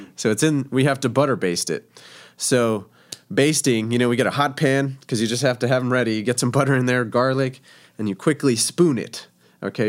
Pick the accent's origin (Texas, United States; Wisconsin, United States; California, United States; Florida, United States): Texas, United States; El Paso; also born or lived in Scottsdale, Arizona; now in Springfield, United States; I am originally from El Paso, Texas